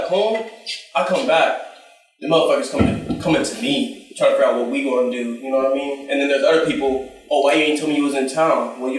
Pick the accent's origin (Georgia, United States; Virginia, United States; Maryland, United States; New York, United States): New York, United States; moved away; since I'm from New York